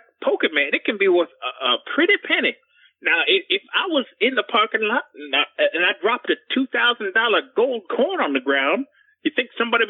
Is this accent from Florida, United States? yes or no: yes; Loxahatchee, Florida, United States; Well, you son of a bitch. I'm from Loxahatchee. That's why they call me